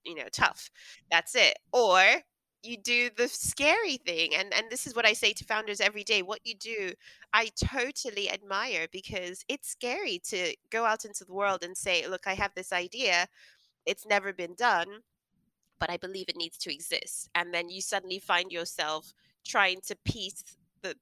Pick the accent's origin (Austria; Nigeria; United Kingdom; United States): Nigeria; the family I grew up in Nigeria